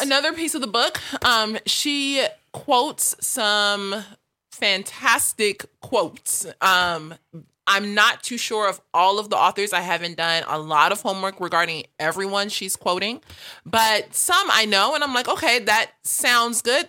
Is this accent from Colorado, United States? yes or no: no; Los Angeles, California, United States; growing up in South L